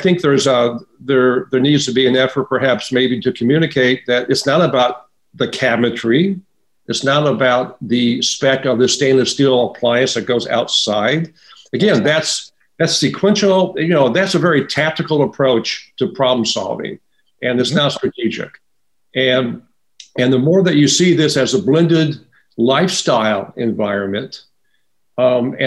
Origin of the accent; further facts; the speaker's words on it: Midwest, United States; moved away; I grew up in the Midwest